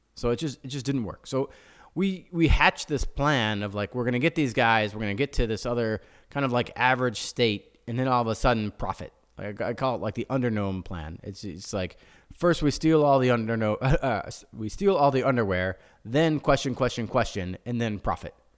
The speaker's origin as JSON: {"language": "English", "town": "Chicago", "region": "Illinois", "country": "United States", "said": "we're from Chicago"}